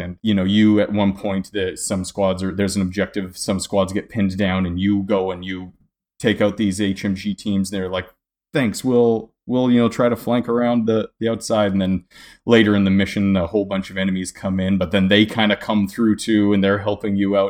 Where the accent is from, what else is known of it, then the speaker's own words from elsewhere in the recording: Canada; I'm Canadian myself